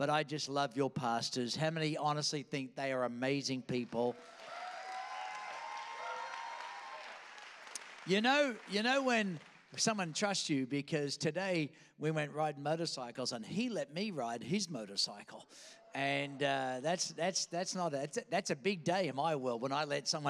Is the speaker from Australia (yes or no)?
yes; Australia; accent: Australian; also born or lived in Queens, New York; now in Virginia Beach, United States; I was born in Queens, New York, kidnapped by aliens, taken in a spaceship to some foreign place called Australia, where I picked up this funny accent